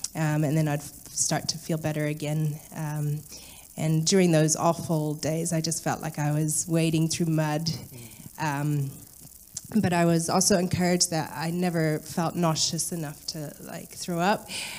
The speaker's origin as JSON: {"language": "English", "country": "Ghana", "tie": "born or raised there", "said": "in Ghana."}